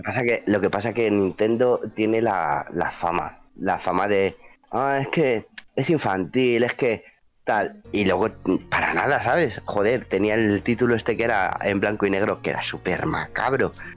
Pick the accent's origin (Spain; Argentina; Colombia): Spain; Madrid, Community of Madrid; soy de Madrid